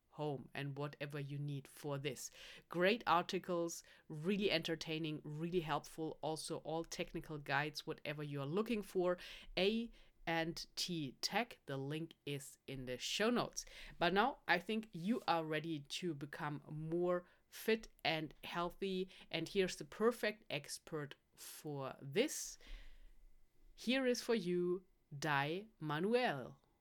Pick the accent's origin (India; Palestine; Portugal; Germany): Germany; I'm from Germany